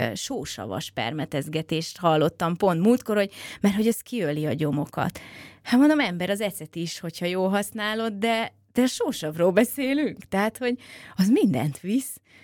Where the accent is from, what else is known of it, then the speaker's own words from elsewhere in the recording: Budapest, Hungary; mint én a nagypapám mellett, hogy, hogy már kiskorában is befőttes üvegbe fogta a pillangót a 16. kerületi árokparton, mert egyébként én is pestilány vagyok